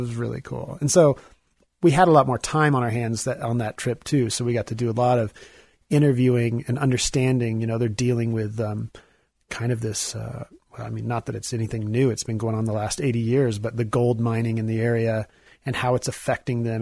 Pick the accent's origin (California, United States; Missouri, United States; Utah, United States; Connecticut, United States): Missouri, United States; I'm from Missouri